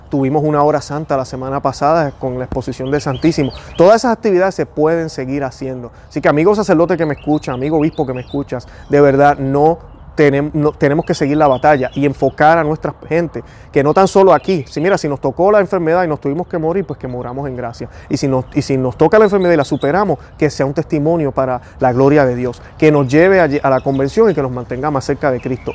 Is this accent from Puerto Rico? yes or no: yes; Puerto Rico; yo soy puertorriqueño, tengo mi acento